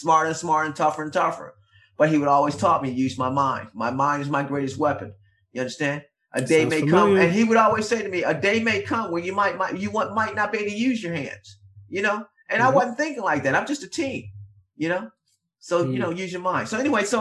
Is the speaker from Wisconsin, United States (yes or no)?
no; Philadelphia, Pennsylvania, United States; I'm from Philly